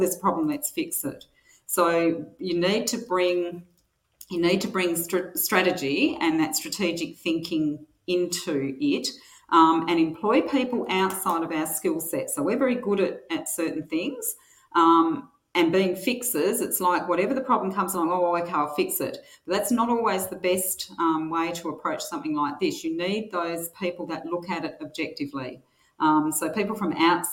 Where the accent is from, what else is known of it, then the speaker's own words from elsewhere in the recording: Albany, Western Australia, Australia; also born or lived in Manjimup; I grew up in Albany in the 60s and 70s